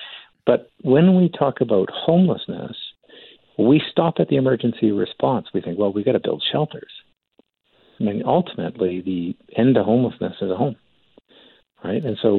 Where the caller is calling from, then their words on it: Calgary, Alberta, Canada; Now, I'm calling in from Calgary.